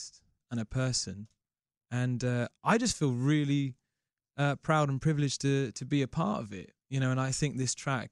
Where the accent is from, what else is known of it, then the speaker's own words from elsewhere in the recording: England, United Kingdom; as an Englishman